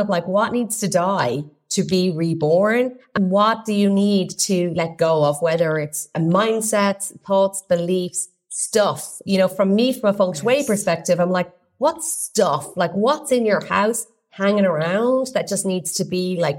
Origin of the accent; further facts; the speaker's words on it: Ireland; I'm Irish